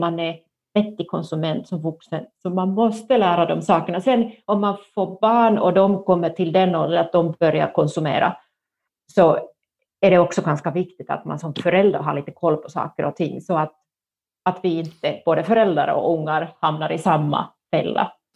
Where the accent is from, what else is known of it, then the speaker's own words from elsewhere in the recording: northern Finland, Finland; jag kommer från norra Finland och då var man både rädd om pengar och rädd för pengar